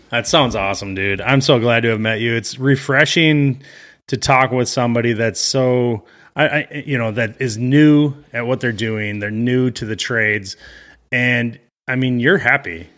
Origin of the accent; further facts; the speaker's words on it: Midwest, United States; I'm from the Midwest, so I get both extremes of weather where I live